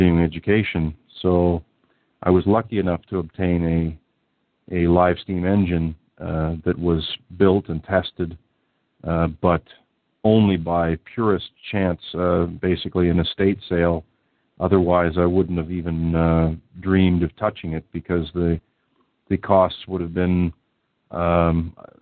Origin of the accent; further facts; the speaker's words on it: Southern Ontario, Canada; where I grew up here in Southern Ontario